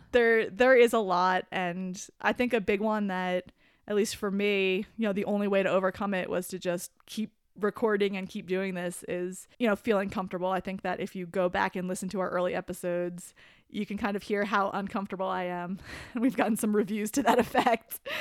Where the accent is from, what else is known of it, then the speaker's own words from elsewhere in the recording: New Jersey, United States; I grew up in New Jersey